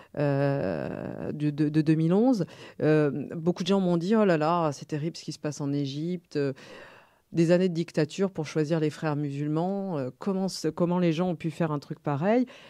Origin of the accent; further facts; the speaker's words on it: France; en tant que petite française à cette époque-là